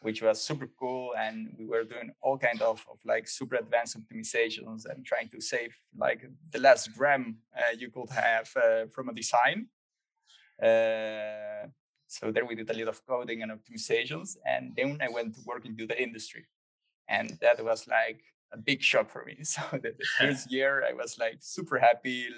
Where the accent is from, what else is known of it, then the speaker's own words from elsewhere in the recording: Chile; moved away as an adult; also born or lived in Netherlands; I grew up in Chile. I spent there like 23 years.